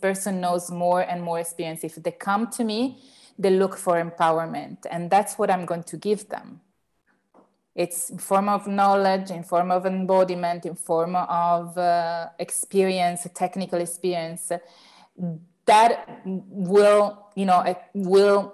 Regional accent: Turin, Piedmont, Italy; here in Turin, in my hometown in mm-hmm. Italy

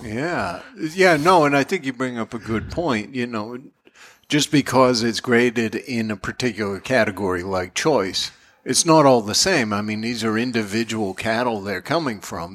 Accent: North Andover, Massachusetts, United States; I grew up in North Andover

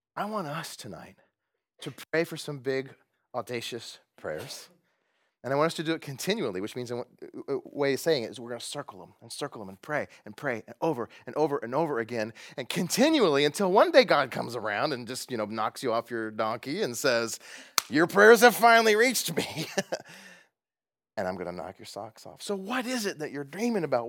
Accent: United States; As American evangelicals

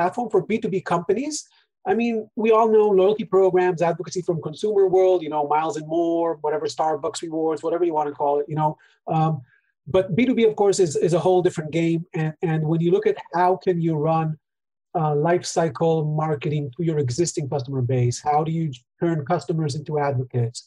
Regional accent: Israel; we're both from Israel

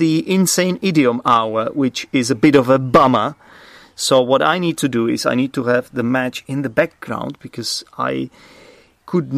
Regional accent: Czechia; English is a second language; I'm obviously Czech. English is not my first language

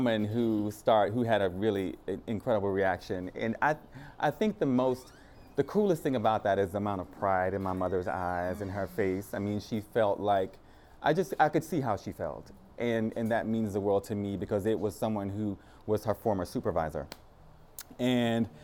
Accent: Thibodaux, Louisiana, United States; moved away; also born or lived in New York; I'm from a really small town. It's called Thibodaux, Louisiana

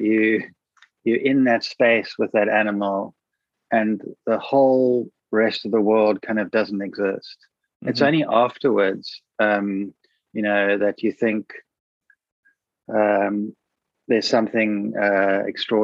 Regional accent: Cape Town, Western Cape, South Africa; I grew up in Buckhoven, which is a stone's throw away from there. So I know that place you're talking about intimately, because that's where I grew up as a child.

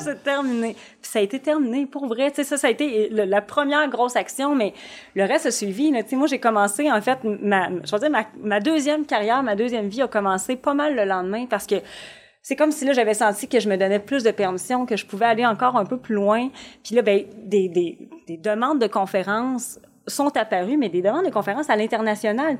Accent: Shawinigan, Quebec, Canada; je viens quand même d'un petit milieu, je viens de Shawinigan

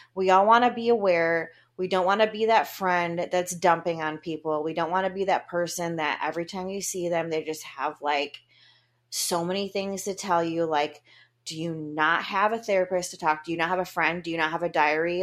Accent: Grand Haven, Michigan, United States; Grand Haven, Michigan, where I was going to live in my favorite house, and my hometown

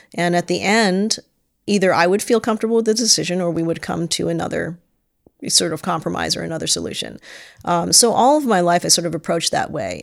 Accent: Stamford, Connecticut, United States; I was born in Stamford, Connecticut.

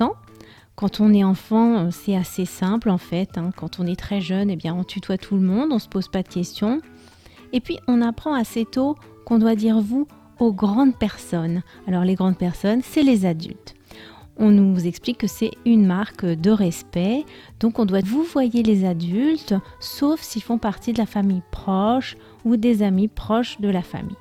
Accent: France; moved away as an adult; also born or lived in Spain; je suis française

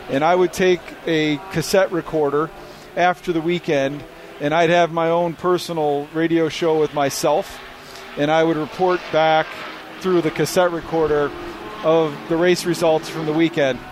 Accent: Chicago, Illinois, United States; we grew up in the Chicago suburbs

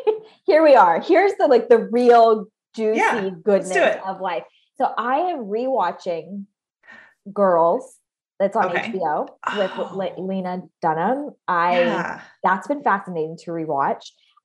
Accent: Hanoi, Vietnam; moved away as an adult; I grew up abroad. I grew up in Southeast Asia, primarily Vietnam, Hanoi, Vietnam, and went to international schools almost my entire, all the way from, you know, 8 to 18.

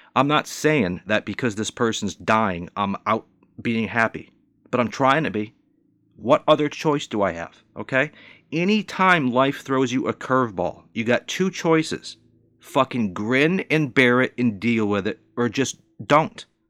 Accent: Northeast United States, United States; also born or lived in Southern United States; I was raised and born in the Northeast United States

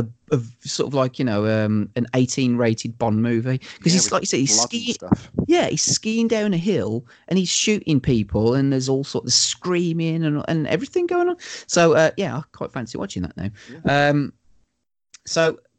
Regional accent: Wolverhampton, West Midlands, United Kingdom; I'm from Wolverhampton

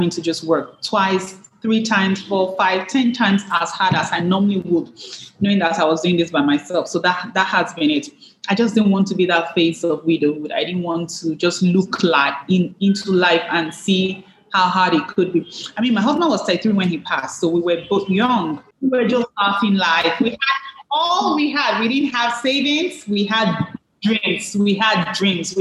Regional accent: Nigeria; I'm Nigerian

